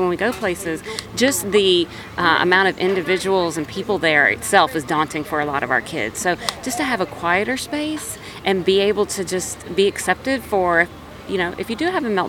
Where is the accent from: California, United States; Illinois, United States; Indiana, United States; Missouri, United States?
Indiana, United States; South Bend; I'm from South Bend, Indiana